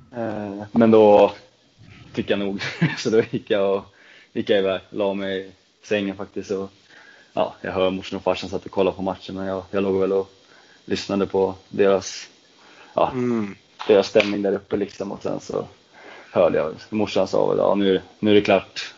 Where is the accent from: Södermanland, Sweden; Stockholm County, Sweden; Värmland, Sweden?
Södermanland, Sweden; Trosa; moved away; also born or lived in Nyköping; jag kommer från eh, Trosa från första början